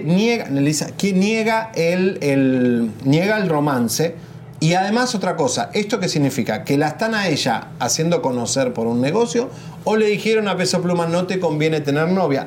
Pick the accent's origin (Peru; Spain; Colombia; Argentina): Argentina; Yo que soy argentino